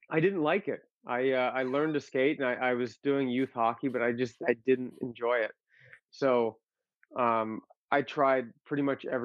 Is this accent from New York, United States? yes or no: no; Massachusetts, United States; born there; also born or lived in Arizona; Um, well, actually, I was born in Massachusetts. Oh, and then, uh, yeah, I, I moved from Mass out to Arizona